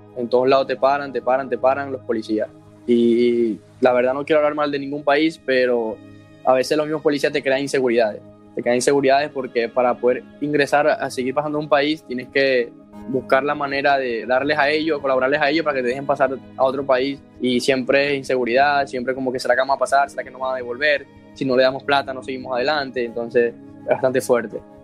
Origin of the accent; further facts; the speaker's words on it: Maracay, Zulia, Venezuela; moved away as an adult; soy de Maracay, Venezuela, Estado Zulia.